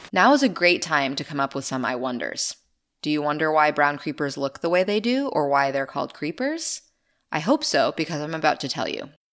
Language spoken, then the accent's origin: English; Maine, United States; my home state of Maine